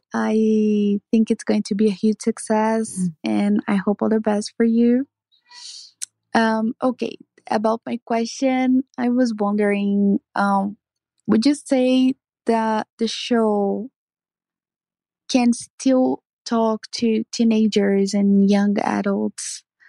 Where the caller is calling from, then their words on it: Brazil; Hi, everyone. Hi, Rachel. Hi, Melinda. … I am talking from Brazil.